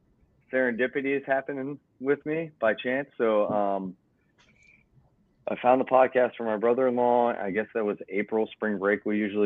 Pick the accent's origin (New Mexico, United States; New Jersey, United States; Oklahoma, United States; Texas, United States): New Jersey, United States; moved away; I grew up with a single mom. We moved actually from New Jersey down here.